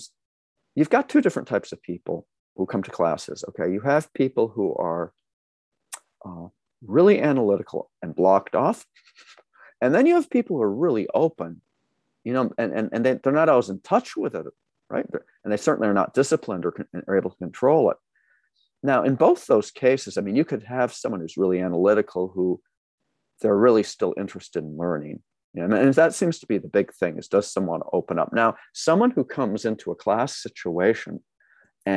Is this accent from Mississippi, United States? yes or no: no; Massachusetts, United States; now in California, United States; I grew up in Massachusetts